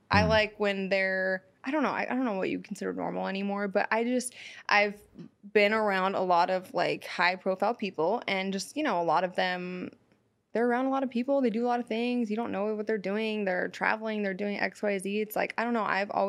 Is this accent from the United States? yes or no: yes; San Francisco, California, United States; now in Los Angeles, United States; because I'm from San Francisco, so I'm not really into this LA life, even though I live here.